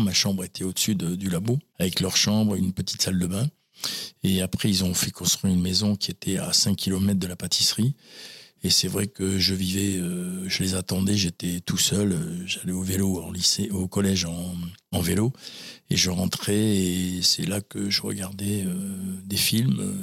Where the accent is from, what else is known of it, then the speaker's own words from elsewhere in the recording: La Teste-de-Buch, Nouvelle-Aquitaine, France; also born or lived in Talence; j'ai grandi euh, à la teste de Buc